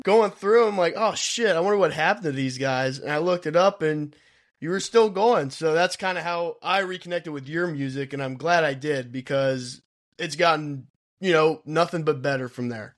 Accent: Kentucky, United States; We're from Kentucky

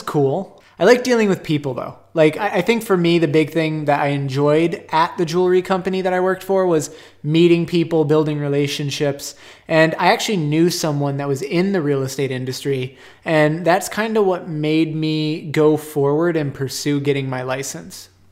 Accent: Phoenix, Arizona, United States; I grew up here in Phoenix. Grew up in Awatuki kinda my whole life

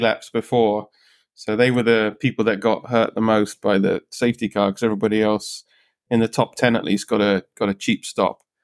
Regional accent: United Kingdom; I'm obviously British

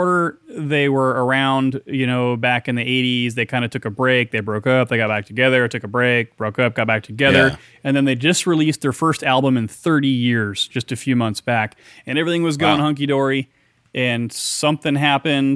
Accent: near Seattle, Washington, United States; Seattle, Washington, near my hometown

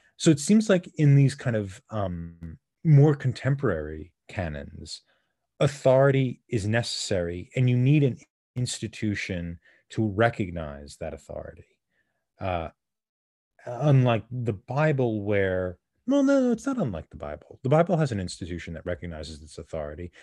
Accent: United States; we're American

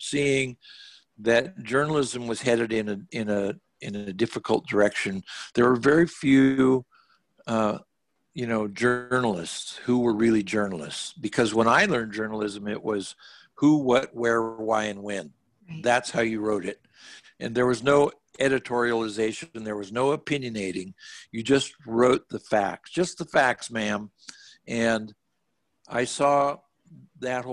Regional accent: Walla Walla, Washington, United States; moved away as an adult; also born or lived in San Francisco; I grew up in Walla Walla

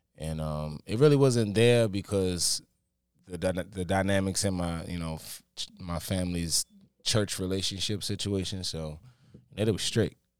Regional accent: Baltimore, Maryland, United States; I'm born and raised from Baltimore

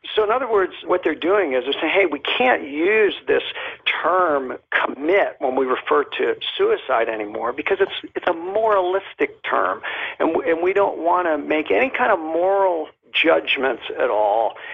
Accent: Miami, Florida, United States; moved away as an adult; now in Molokai, United States; I am originally from Miami

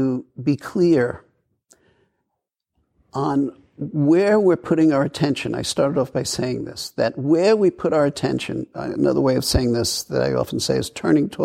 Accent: New York City, New York, United States; I grew up in New York

